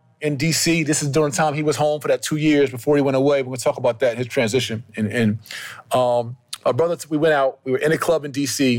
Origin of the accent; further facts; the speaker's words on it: New Jersey, United States; I'm from Jersey, right?